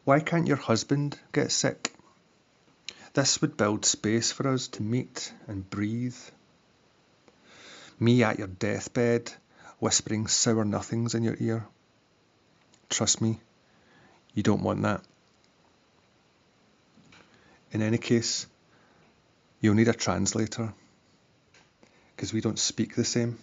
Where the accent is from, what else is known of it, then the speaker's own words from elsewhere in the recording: Glasgow, Scotland, United Kingdom; I'm from Glasgow